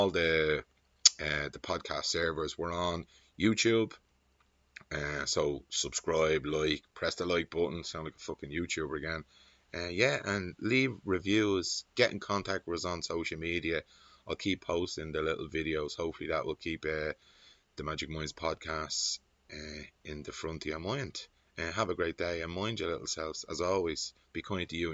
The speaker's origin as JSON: {"language": "English", "town": "Dublin", "region": "Leinster", "country": "Ireland", "said": "I'm from the Liberties"}